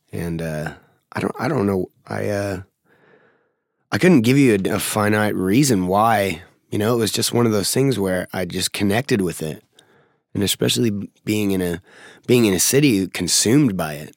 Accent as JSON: {"language": "English", "town": "Seattle", "region": "Washington", "country": "United States", "tie": "born or raised there", "also_born_or_lived": "Federal Way, Washington", "said": "I was born in Seattle, like, like downtown Seattle"}